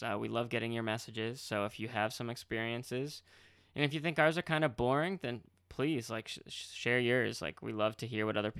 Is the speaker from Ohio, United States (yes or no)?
no; Marlborough, Massachusetts, United States; on how the brewery is going to be going into Marlborough, Massachusetts, which was mm-hmm. pretty much my hometown. I lived right on the border.